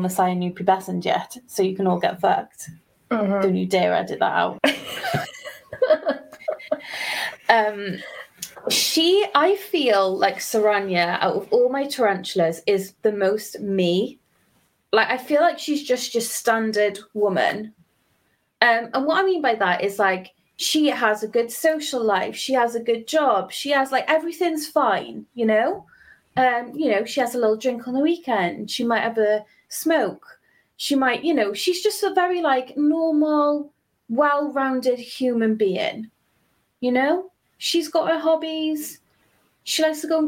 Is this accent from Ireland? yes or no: no; Welsh, Wales, United Kingdom; I'm Welsh